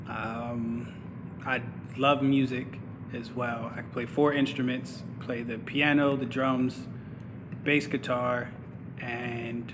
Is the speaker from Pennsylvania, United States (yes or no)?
yes; Pittsburgh, Pennsylvania, United States; moved away as an adult; now in Atlanta, United States; I was born and grew up in Pittsburgh, Pennsylvania